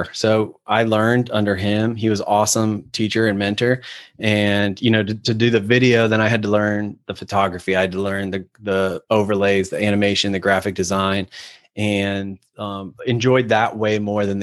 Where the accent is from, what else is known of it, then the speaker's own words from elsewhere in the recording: Ohio, United States; moved away as an adult; also born or lived in Atlanta; I'm from Ohio, ended up in Atlanta working for an agency